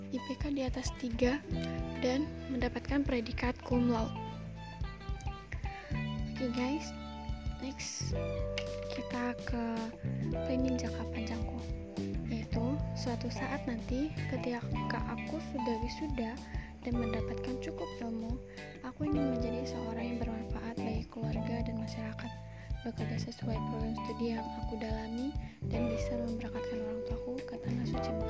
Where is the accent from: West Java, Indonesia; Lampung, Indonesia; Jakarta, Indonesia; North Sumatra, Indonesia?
Lampung, Indonesia; Aku berasal dari Lampung, Kabupaten Tanggamus.